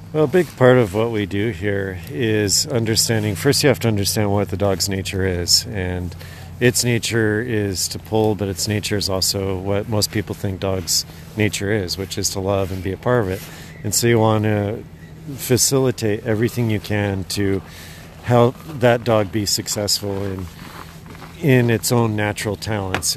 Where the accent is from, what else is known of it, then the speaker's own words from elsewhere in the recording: Idaho, United States; moved away as an adult; also born or lived in Alaska; now in Willow, Alaska, United States; I grew up in Idaho, and then my wife and I moved up here to Alaska about 15, 16 years ago